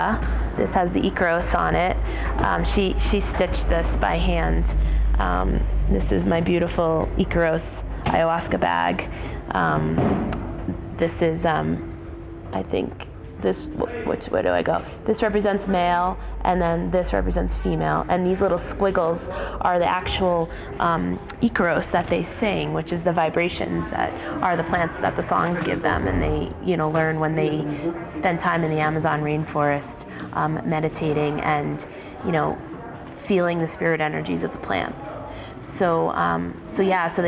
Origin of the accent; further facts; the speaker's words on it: New York City, New York, United States; As a New Yorker